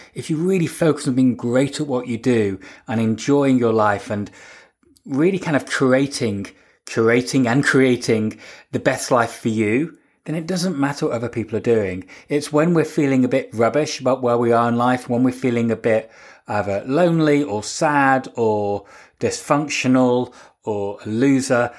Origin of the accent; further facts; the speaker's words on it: United Kingdom; I'm British. I mean, for me, I'm white, British, straight